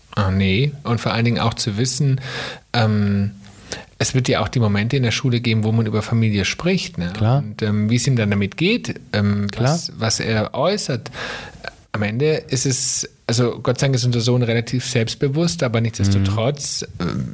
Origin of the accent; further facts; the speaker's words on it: Germany; bei uns in Deutschland